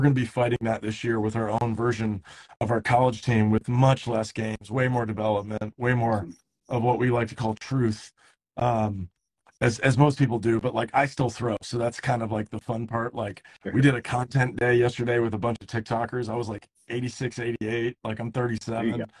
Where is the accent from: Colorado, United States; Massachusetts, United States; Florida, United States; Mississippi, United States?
Florida, United States; Destin; now in San Diego, United States; I'm from Destin